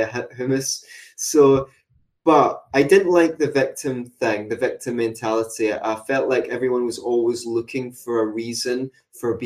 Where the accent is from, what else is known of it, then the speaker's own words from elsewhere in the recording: Glasgow, Scotland, United Kingdom; I like being Glaswegian for some reason, especially when I'm out of Glasgow